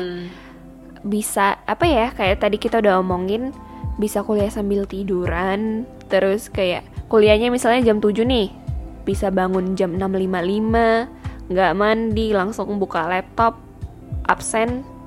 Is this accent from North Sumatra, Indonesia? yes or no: yes; Medan, North Sumatra, Indonesia; moved away as an adult; aku sebagai orang yang born and raised di Sumatera